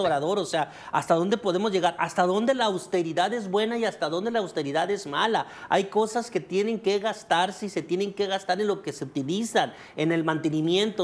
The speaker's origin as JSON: {"language": "Spanish", "country": "Mexico"}